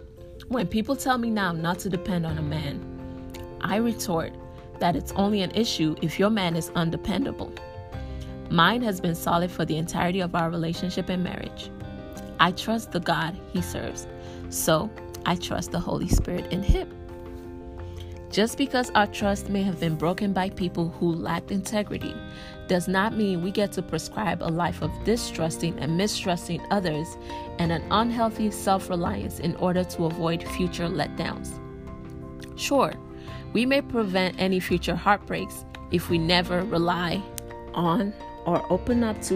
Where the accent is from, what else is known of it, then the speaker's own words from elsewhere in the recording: Nigeria; As a Nigerian, it is not uncommon for our culture to center our worth on our role in the home.